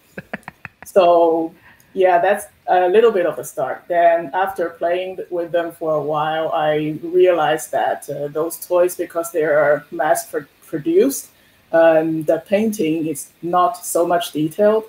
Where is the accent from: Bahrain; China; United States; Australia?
China; Shanghai; moved away as an adult; now in Halifax, Canada; Originally, I'm from Shanghai in China